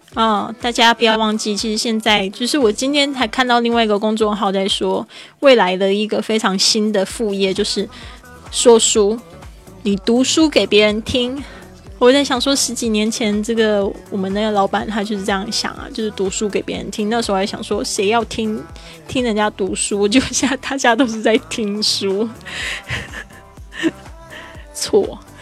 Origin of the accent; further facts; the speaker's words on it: Taiwan; accent: Taiwanese-accented Mandarin; 我是台湾人